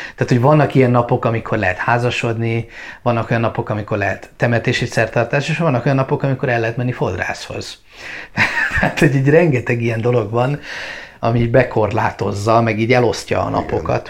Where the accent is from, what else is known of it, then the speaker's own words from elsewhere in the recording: Hungary; also born or lived in Bali, Indonesia; mi magyarok vagyunk és keresztények